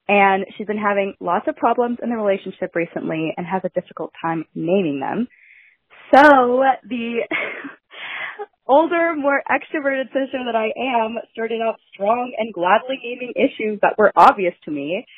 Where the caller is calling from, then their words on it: Southern California, United States; I'm calling from Southern California.